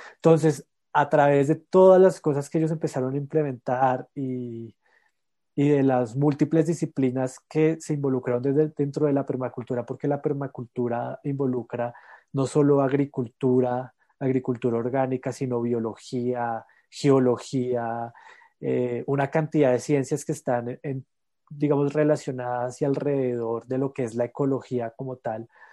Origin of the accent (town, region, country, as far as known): La Calera, Cundinamarca, Colombia; born or raised there; also born or lived in Bogotá